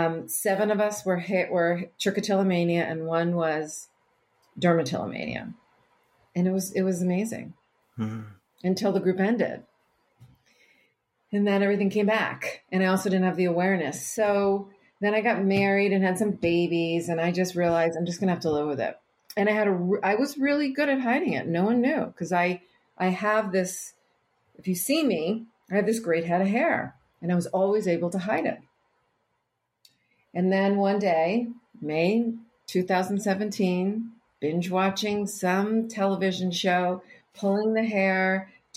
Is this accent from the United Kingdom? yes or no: no; Barrington, Rhode Island, United States; I grew up in Barrington, Rhode Island